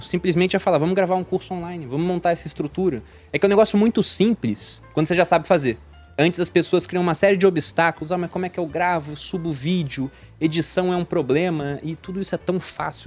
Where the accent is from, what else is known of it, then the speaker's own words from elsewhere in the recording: Rio de Janeiro, Brazil; moved away as an adult; also born or lived in Jundiaí; eu sou do Rio de Janeiro